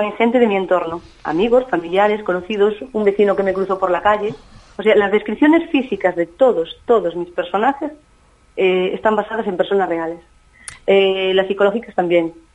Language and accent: Spanish; Galicia, Spain; en mi tierra, en mi Galicia natal.